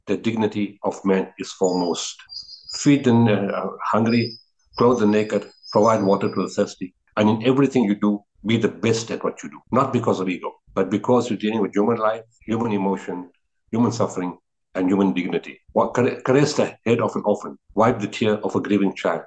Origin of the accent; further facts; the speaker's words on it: South Africa; I'm from South Africa. I've grown up here, you know, fourth generation